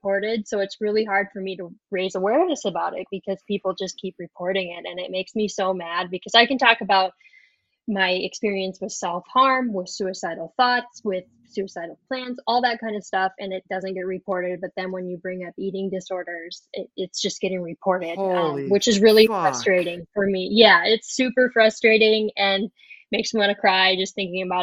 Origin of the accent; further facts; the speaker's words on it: South Dakota, United States; accent: Minnesotan; moved away as an adult; also born or lived in Wisconsin; now in Minneapolis, United States; So I grew up in South Dakota, but I live in Minnesota now